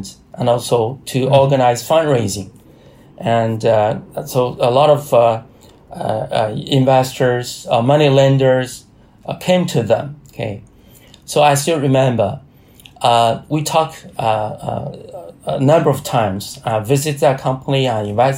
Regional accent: China; a state-owned research institute based in Hebei province. It's very close to my hometown

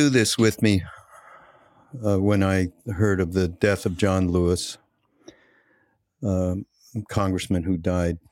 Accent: Canada; moved away; I'm from Canada, so there is a little bit of a difference in terms of how I grew up.

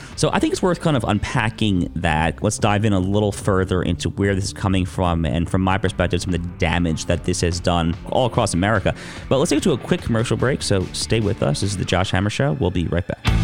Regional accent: United States; I grew up in the New York area, okay? I didn't grow up in the city. I grew, I grew up in the suburbs

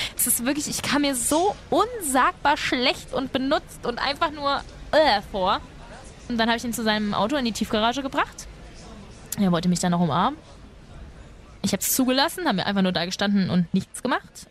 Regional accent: Spain; ich bin Spanierin.

